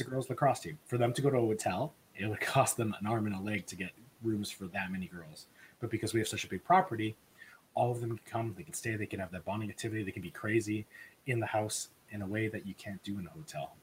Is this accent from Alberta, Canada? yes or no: yes; Edmonton, Alberta, Canada; I'm from Edmonton